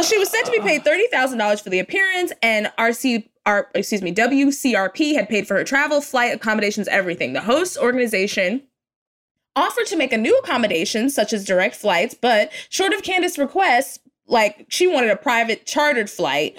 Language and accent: English; Texas, United States; I'm from Texas.